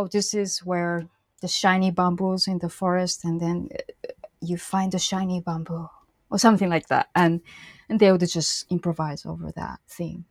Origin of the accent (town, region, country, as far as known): Shizuoka, Japan; born or raised there; moved away